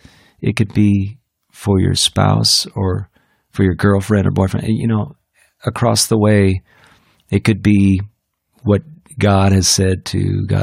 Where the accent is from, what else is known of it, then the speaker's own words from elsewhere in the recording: India; Well, I grew up in India, so I love Indian food.